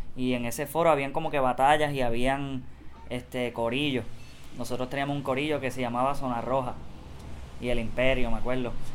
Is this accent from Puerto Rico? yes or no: yes; Puerto Rico; como todo puertorriqueño